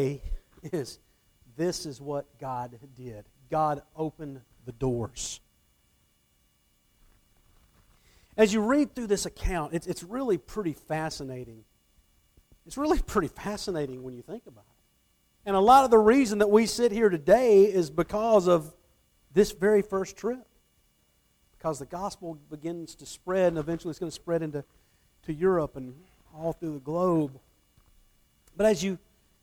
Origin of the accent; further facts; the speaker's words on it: Atlanta, Georgia, United States; the church that I grew up in the Atlanta area, as a kid.